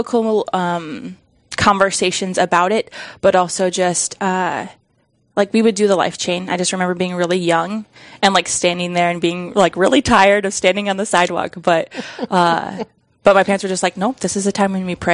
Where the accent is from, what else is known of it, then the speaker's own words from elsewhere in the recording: outside of Sioux Falls, South Dakota, United States; I grew up outside of Sioux Falls